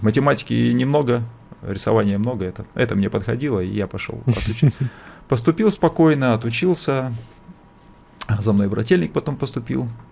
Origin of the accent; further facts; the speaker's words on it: Bratsk, Irkutsk Oblast, Russia; moved away; also born or lived in Vikhorevka; мы жили еще в Братске, кто знает, может быть, есть такой городок. Вот, я, я, я даже не в нем родился, где-то где даже под Братском, там маленький был город Вихаревка. Родился я в Братске, это Иркутская область. Э, ну, то есть, то, то, есть, то есть там я там я это учился в школе